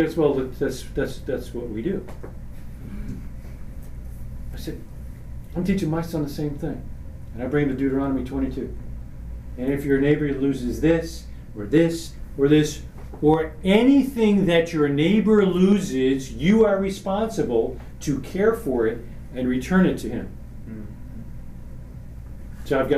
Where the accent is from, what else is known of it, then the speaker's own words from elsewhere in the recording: New York, United States; I'm from New York